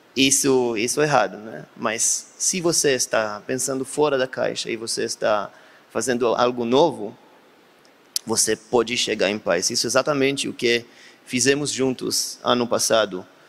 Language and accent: Portuguese; Beersheba, Southern District, Israel; Portuguese is a second language; Eu sou da Beersheba do Sul